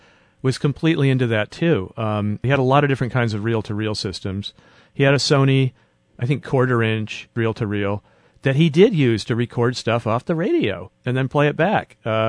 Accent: Arizona, United States; Well, we moved around a lot, but this was in Arizona.

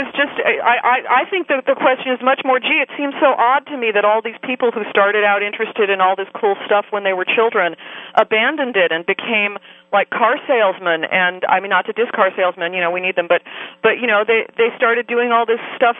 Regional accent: Los Angeles, California, United States; I grew up in Los Angeles, which, of course, is a city

